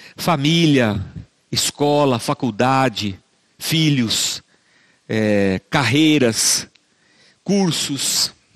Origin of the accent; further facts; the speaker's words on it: Barbacena, Minas Gerais, Brazil; moved away; Quando eu era criança pequena lá em Barbacena, eu cresci numa igreja